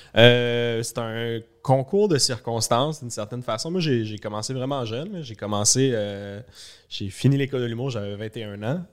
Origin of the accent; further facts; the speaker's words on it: Laval, Quebec, Canada; j'allais à l'école à Laval, je venais de Laval.